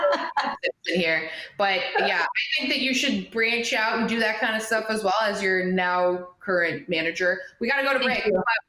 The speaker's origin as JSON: {"language": "English", "town": "Toronto", "region": "Ontario", "country": "Canada", "moved": "yes", "lives_now": "United States", "said": "But we are both Canadian. I have my Toronto glass for you because we're from the six. Something, we're both in the States now"}